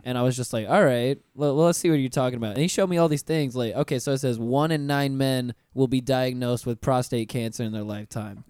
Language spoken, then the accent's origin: English; Pensacola, Florida, United States; I grew up in Pensacola, which is a ten minute drive away from Alabama, state lines.